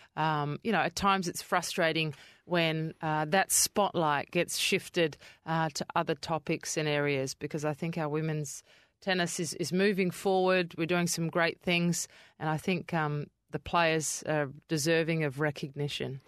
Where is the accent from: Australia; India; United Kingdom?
Australia; Adelaide, South Australia; moved away as an adult; now in Perth, Australia; I grew up in Kidman Park, which is towards Henley Beachway of Adelaide.